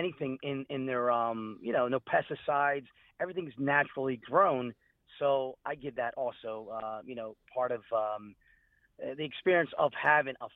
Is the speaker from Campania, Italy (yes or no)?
no; Calabria, Italy; now in Philadelphia, United States; I'm originally from Calabria, Italy, and coming over here to this country